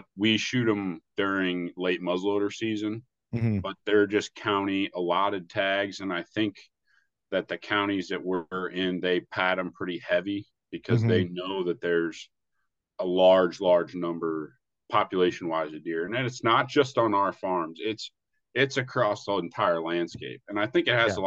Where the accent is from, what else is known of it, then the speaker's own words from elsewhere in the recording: Southern Illinois, United States; now in Iowa, United States; where I grew up in Southern Illinois